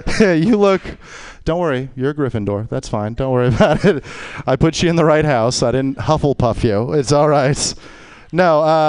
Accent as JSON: {"language": "English", "town": "New Orleans", "region": "Louisiana", "country": "United States", "said": "I'm from New Orleans, and you were talking about crying and how people cry."}